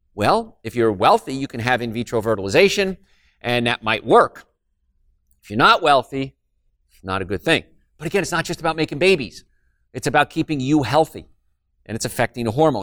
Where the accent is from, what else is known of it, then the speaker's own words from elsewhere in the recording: Hoboken, New Jersey, United States; I'm from Hoboken